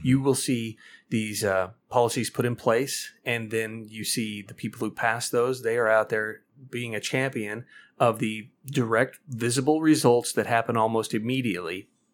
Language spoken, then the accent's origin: English; Missouri, United States; my home state of Missouri